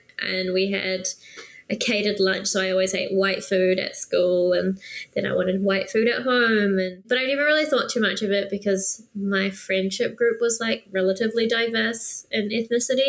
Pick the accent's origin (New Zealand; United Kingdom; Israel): New Zealand; Auckland; also born or lived in Philippines / Singapore; my mum and I moved here to New Zealand at 2.5